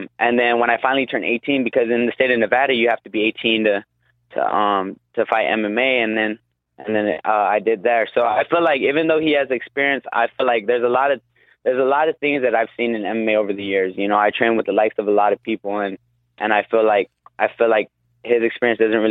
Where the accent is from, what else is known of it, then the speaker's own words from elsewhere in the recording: Guam; now in Las Vegas, United States; I am from Guam